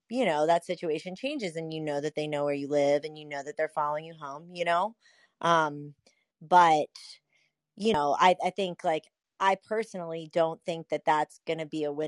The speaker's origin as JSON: {"language": "English", "town": "Atlantic City", "region": "New Jersey", "country": "United States", "said": "I'm from Atlantic City"}